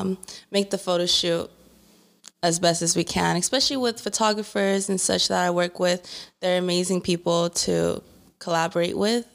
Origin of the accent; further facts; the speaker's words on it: Inland Empire, California, United States; I'm originally from the IE area. I've born and raised here.